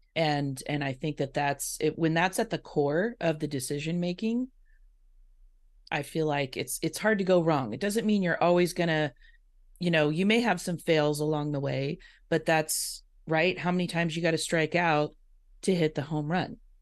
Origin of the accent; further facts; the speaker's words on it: Indiana, United States; now in West Coast, United States; I grew up in Indiana, so I'm a Midwest girl